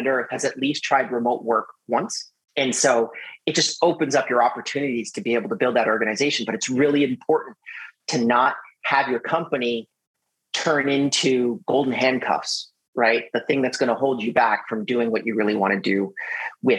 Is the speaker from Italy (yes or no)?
no; Canada; we're both Canadian